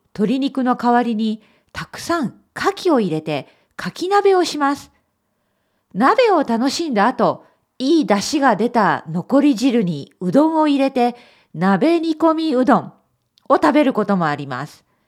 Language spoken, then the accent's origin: Japanese; Japan; born or raised there; moved away